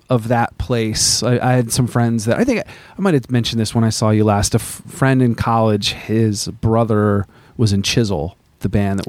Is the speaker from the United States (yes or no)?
yes; Vermont, United States; I grew up in Vermont, and like, I didn't know anything about cities even.